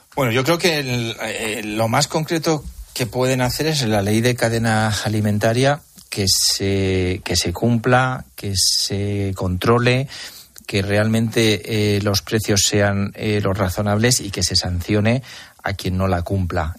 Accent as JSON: {"language": "Spanish", "town": "Almansa", "region": "Castilla-La Mancha", "country": "Spain", "said": "los que somos de Almansa"}